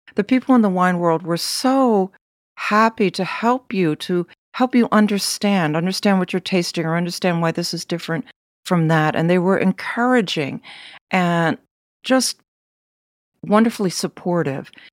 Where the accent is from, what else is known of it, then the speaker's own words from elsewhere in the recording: United States; also born or lived in Philadelphia; I'm American